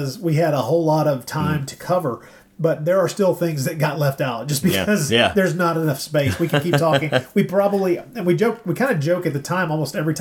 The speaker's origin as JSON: {"language": "English", "region": "Tennessee", "country": "United States", "tie": "born or raised there", "said": "we grew up in Tennessee"}